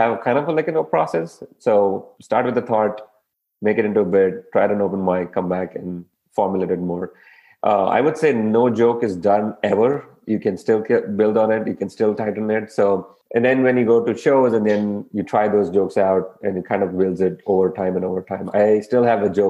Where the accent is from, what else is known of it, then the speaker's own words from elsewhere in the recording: India; now in United States; I'm an Indian